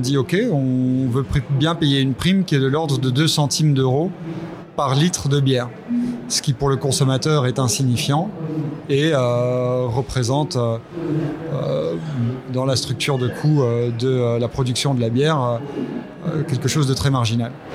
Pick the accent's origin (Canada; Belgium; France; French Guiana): Belgium; je suis belge aussi